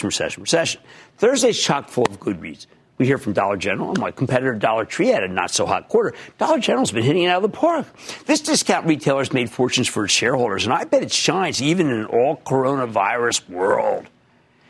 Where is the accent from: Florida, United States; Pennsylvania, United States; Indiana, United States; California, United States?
Pennsylvania, United States; Philadelphia; I'm from Philadelphia, which I am